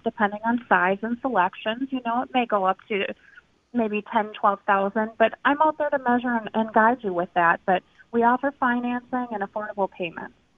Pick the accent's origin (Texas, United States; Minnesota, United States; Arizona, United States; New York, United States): Minnesota, United States; now in Milwaukee, United States; I'm I'm originally from Minnesota, but I have been in Milwaukee for a while.